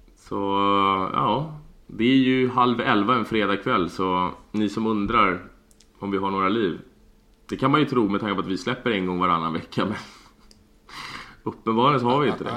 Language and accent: Swedish; Sweden; vi här hemma i Sverige